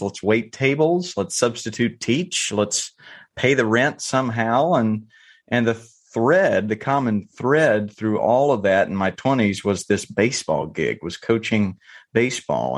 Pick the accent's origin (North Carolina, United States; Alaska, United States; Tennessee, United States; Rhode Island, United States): North Carolina, United States; I grew up in North Carolina